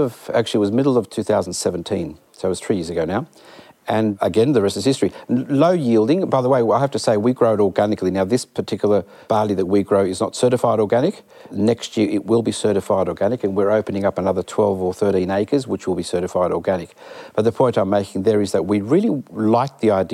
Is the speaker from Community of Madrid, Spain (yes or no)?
no; Malaga, Andalusia, Spain; moved away; we happened to be Spanish. So I was born in Malaga, southern Spain, Andalusia